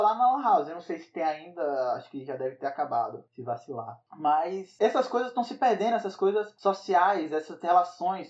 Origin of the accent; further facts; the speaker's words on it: Northeast Region, Brazil; eu fui criado em cidade pequena, no Nordeste